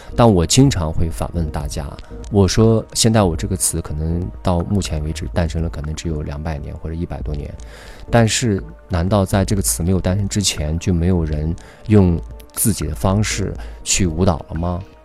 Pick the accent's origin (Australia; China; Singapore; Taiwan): China; 我们中国人